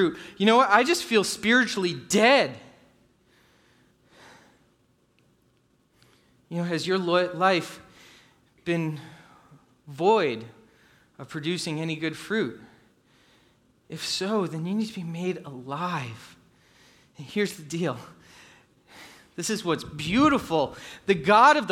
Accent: New England, United States; moved away; I grew up in New England

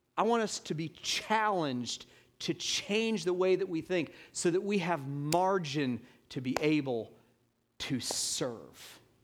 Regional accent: Atlanta, Georgia, United States; now in Hilton Head Island, United States; in my hometown, Atlanta, Georgia

